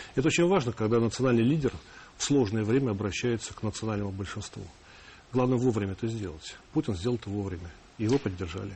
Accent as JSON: {"language": "Russian", "country": "Russia", "said": "я русский сначала, потом я россиянин, то есть я гражданин России"}